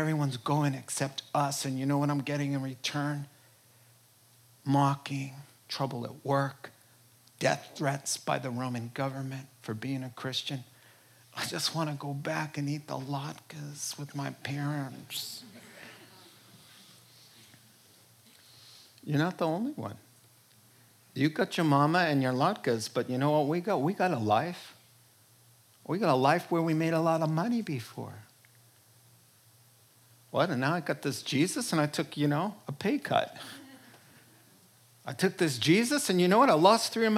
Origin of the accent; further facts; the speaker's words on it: New York, United States; I'm from New York and a Jew